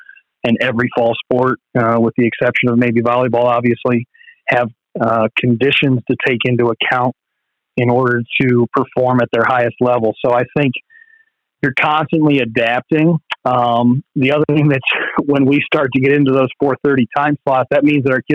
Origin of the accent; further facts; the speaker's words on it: hometown where Pike Run golf course is, Ohio, United States; Pike Run, which is very nice for me. It's in my hometown. It's where I live